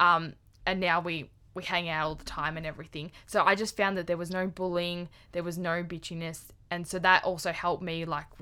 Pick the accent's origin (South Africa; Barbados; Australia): Australia; Clyde North, Victoria; I'm from Clyde North, and I left school when I was... finished year 10